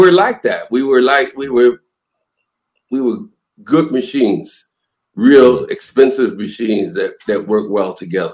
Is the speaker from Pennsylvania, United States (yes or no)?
yes; Philadelphia, Pennsylvania, United States; moved away as an adult; also born or lived in New York; I'm from Philly